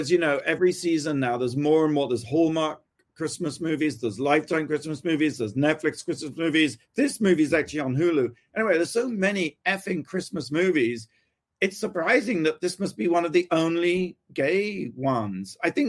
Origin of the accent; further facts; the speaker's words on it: Gosport, South East England, United Kingdom; my hometown. I got the Gosport, which is just across the water from the Isle of Wight.